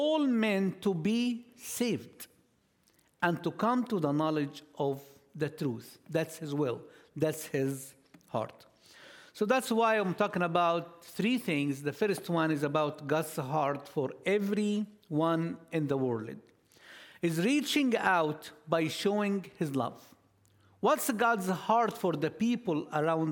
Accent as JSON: {"language": "English", "country": "Egypt", "second_language": "English", "moved": "yes", "lives_now": "Orlando, United States", "said": "we are all from Egypt. We're located in Orlando"}